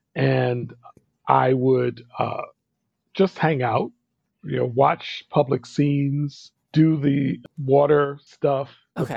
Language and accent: English; New Jersey, United States; I grew up in New Jersey, and New York City was just a stone's throw away